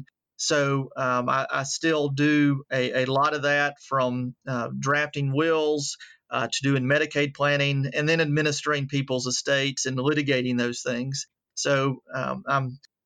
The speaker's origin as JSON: {"language": "English", "town": "Atlanta", "region": "Georgia", "country": "United States", "tie": "born or raised there", "also_born_or_lived": "Virginia", "moved": "as an adult", "lives_now": "Alabama, United States", "said": "I am originally from Atlanta, the College Park area, and grew up there"}